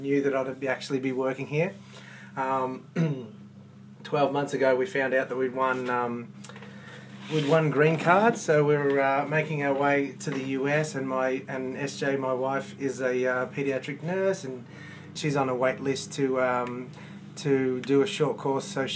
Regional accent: Melbourne, Victoria, Australia; I'm from Melbourne, Australia.

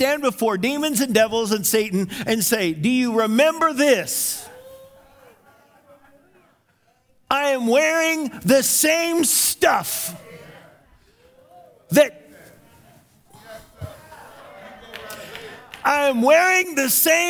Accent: United States; I was from America

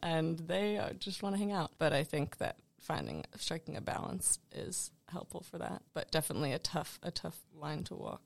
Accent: Richmond, Virginia, United States; I'm from Richmond, Virginia

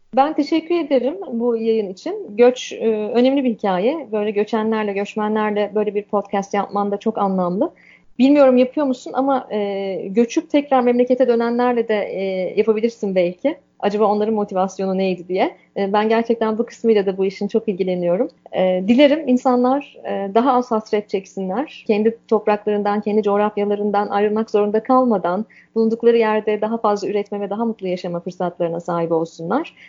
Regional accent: Turkey; moved away as an adult; now in Canada; Anadolu'lu bir kadın olarak, Akdenizli bir kadın olarak

